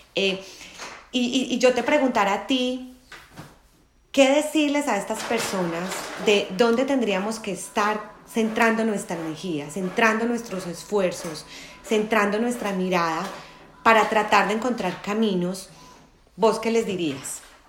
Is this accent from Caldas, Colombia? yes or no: yes; Manizales, Caldas, Colombia; now in Medellín, Colombia; soy de Manizales, pero vivo en Medellín hace ya algunos años